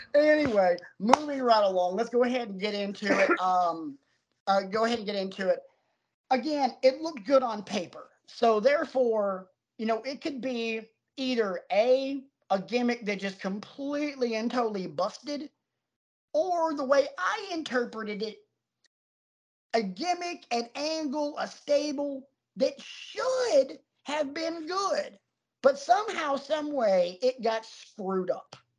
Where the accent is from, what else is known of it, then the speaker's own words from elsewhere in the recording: the South, United States; I grew up in the South